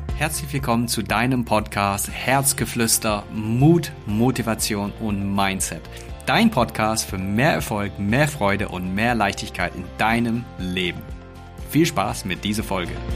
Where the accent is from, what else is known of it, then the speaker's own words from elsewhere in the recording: England, United Kingdom; moved away; ich bin gebürtiger Engländer. Und wir Engländer